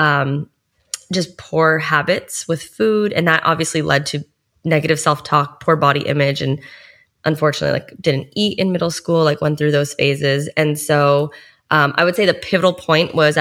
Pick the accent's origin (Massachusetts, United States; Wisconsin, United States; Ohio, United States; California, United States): Massachusetts, United States; Boston; now in South Florida, United States; I'm from Boston, Massachusetts